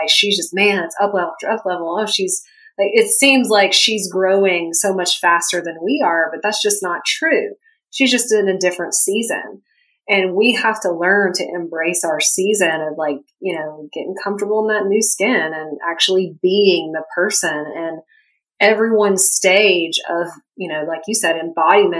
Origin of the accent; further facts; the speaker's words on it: the South, United States; I'm from the South, I grew up in a family that hunts